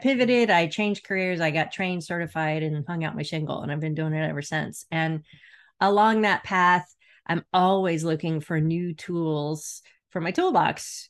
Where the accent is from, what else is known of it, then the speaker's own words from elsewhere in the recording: Florida, United States; I grew up in Florida